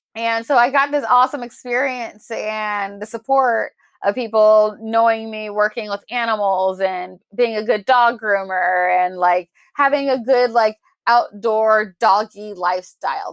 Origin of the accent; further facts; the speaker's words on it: Portland, Oregon, United States; born and raised in Portland, Oregon, the Pacific Northwest